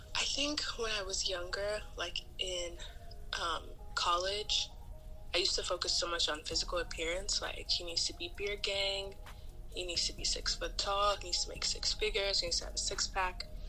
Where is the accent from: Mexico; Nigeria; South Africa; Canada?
Nigeria; moved away; as a Nigerian